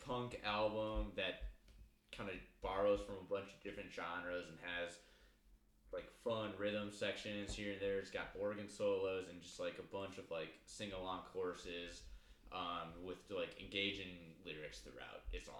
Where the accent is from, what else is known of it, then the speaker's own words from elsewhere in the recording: Midwest, United States; accent: Midwest; my dumb Midwest accent